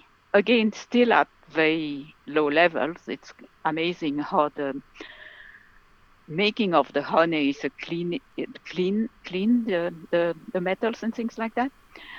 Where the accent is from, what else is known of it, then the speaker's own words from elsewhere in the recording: Belgium; now in Vancouver, Canada; I'm from Belgium